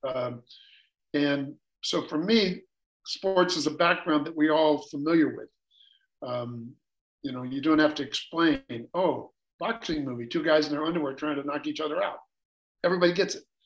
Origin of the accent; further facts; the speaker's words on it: United States; I'm a classic American.